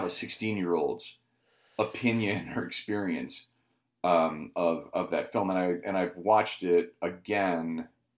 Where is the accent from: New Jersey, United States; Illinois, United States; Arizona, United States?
Illinois, United States; Cicero; I was born in Chicago. I was born in Cicero.